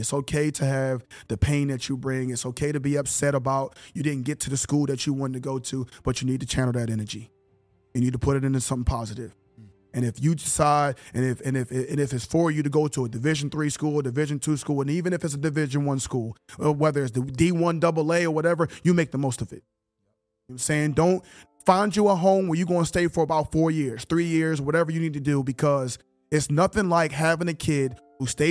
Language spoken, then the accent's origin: English; Philadelphia, Pennsylvania, United States; moved away as an adult; now in Canada; I'm a project kid. I'm born and raised in Philly